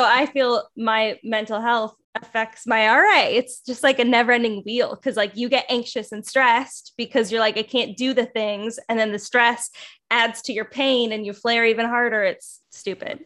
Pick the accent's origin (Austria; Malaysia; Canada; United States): Canada; West Coast; I'm also from Canada, from the West Coast